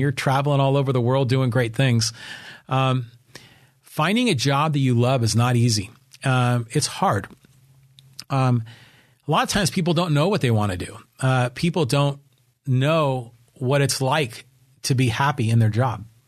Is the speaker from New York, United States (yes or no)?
no; Burlingame, California, United States; now in Poway, United States; I was raised up in Burlingame.